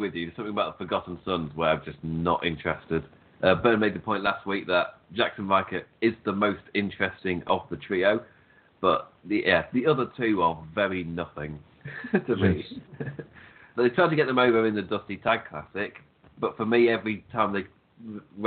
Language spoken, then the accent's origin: English; England, United Kingdom; we're both English